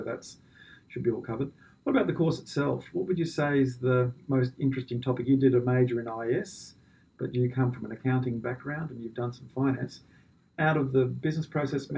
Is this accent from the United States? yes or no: no; Australia; because I'm Australian.